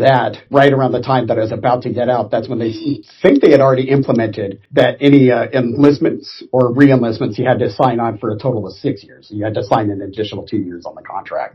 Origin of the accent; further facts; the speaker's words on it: Orange County, California, United States; I grew up in Orange County, and since we were 45 minutes away from Los Angeles